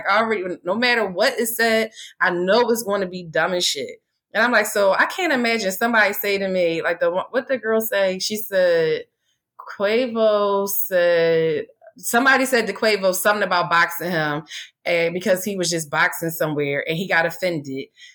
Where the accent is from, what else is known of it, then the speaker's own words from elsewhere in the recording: Philadelphia, Pennsylvania, United States; growing up in Philly